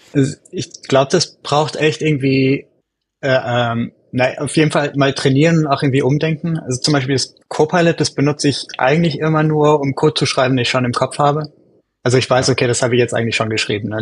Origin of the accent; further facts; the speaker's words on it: Germany; moved away as an adult; now in United States; ich komme eigentlich aus Deutschland, aber wohne in den USA seit, seit ein paar Jährchen